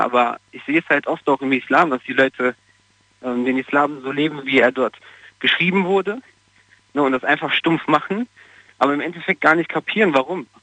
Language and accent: German; Portugal; now in Germany; Also ich komme aus Portugal